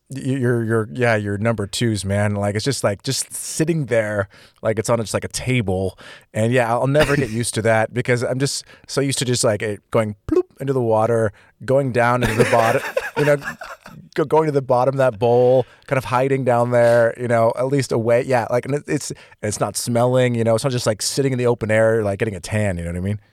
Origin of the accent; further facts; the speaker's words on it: California, United States; moved away as an adult; being from California